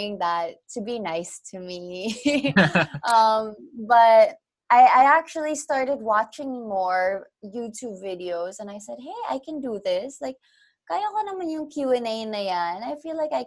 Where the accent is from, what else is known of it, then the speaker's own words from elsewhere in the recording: Canada; now in Philippines; I grew up in Canada, so I learned Tagalog through OPM